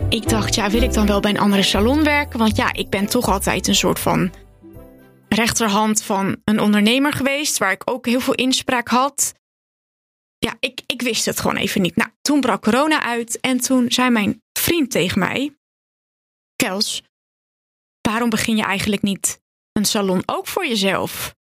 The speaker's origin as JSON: {"language": "Dutch", "town": "Purmerend", "region": "North Holland", "country": "Netherlands", "tie": "born or raised there", "also_born_or_lived": "Zaanstad", "said": "ik ben geboren in de jaren 90 in Zaanstad. Ik ben daar opgegroeid tot mijn achtste. Toen gingen mijn ouders scheiden en toen gingen ze eigenlijk beide naar Purmerend verhuizen. Toen ehm, ben ik daar ook naar school gegaan en ben ik eigenlijk volledig opgegroeid in Purmerend"}